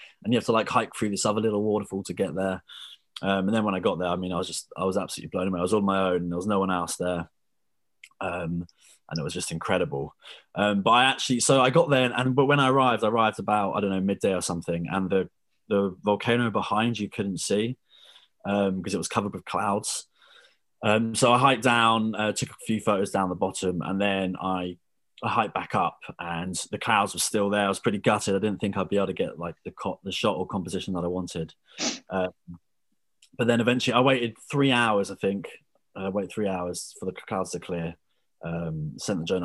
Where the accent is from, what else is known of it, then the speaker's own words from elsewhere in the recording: Brighton, South East England, United Kingdom; also born or lived in Dubai; I'm 24, I'm from Brighton